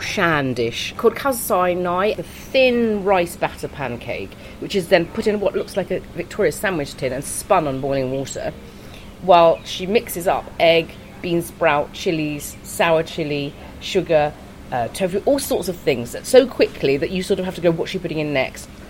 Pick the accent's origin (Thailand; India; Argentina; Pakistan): Thailand; Bangkok; first language Thai; moved away as an adult; I was born and brought up in Bangkok